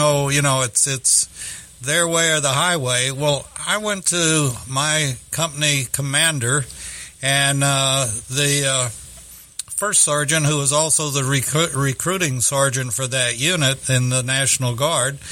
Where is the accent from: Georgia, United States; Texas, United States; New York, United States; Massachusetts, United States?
Texas, United States; Texas City; it was my hometown.